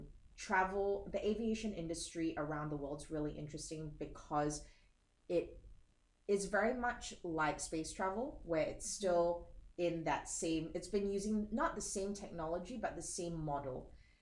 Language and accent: English; Singapore; I am Singaporean. Don't let the accent fool you.